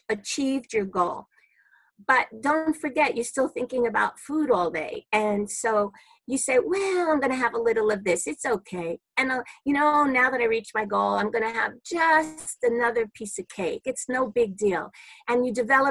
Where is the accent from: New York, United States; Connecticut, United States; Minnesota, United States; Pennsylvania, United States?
New York, United States; New York City; I'm a New Yorker, born and bred in Brooklyn